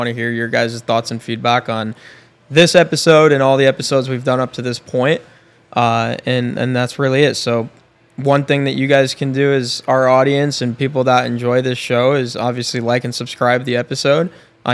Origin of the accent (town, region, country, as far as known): Binghamton, New York, United States; born or raised there; now in Tampa, United States